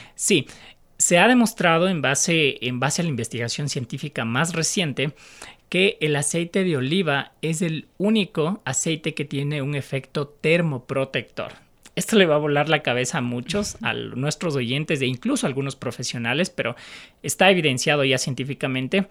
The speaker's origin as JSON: {"language": "Spanish", "town": "Quito", "region": "Pichincha", "country": "Ecuador", "said": "como eh, quiteños"}